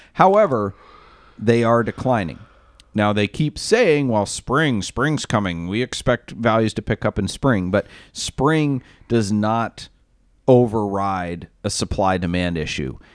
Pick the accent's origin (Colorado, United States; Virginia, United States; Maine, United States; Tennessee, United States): Maine, United States; I'm from Maine